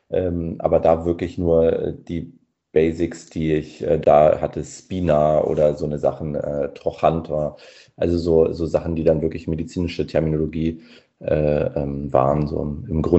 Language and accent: German; Mecklenburg-Vorpommern, Germany; Also ich bin in Mecklenburg aufgewachsen, mir ist Plattdeutsch so zumindest von Leuten in meiner Umgebung vertraut